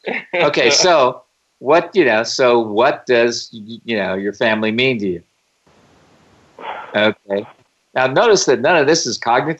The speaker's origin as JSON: {"language": "English", "town": "Houston", "region": "Texas", "country": "United States", "tie": "born or raised there"}